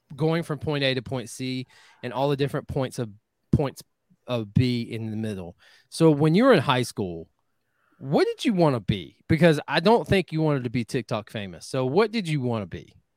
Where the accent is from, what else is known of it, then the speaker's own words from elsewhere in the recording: Northwest Georgia, United States; Northwest Georgia, uh, which obviously holds a special place in my heart because that's where I'm from